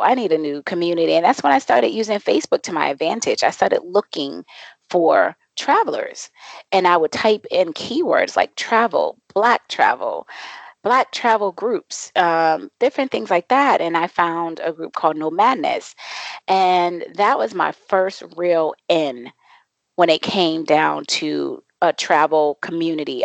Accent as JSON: {"language": "English", "town": "Boston", "region": "Massachusetts", "country": "United States", "moved": "yes", "lives_now": "Mexico", "said": "I am originally from Boston, Massachusetts, and I am currently and I say currently because I move around a lot"}